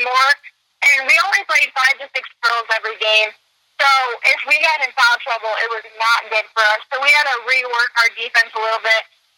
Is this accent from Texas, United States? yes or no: no; Minonk, Illinois, United States; I'm from Minook